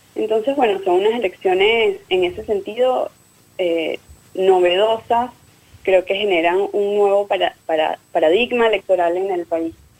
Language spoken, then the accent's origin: Spanish; Venezuela; now in Buenos Aires, Argentina